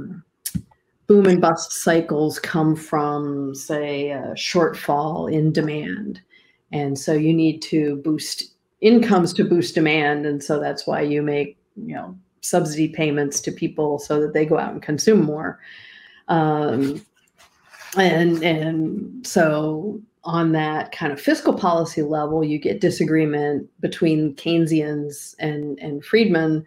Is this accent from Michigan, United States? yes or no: no; Pittsburgh, Pennsylvania, United States; my hometown of Pittsburgh